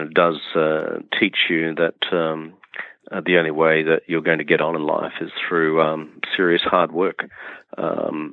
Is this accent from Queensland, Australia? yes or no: yes; rural Queensland, Australia; I grew up on a share farmer's lot in rural Queensland, which is in northeastern Australia.